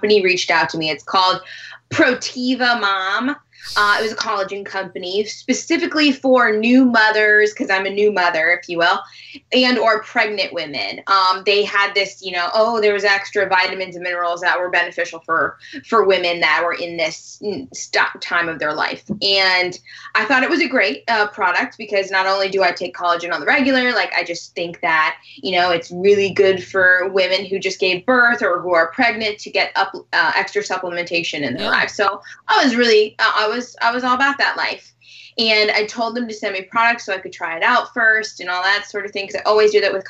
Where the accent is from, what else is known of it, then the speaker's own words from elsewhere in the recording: Wyoming, United States; moved away as an adult; now in Los Angeles, United States; I'm from Wyoming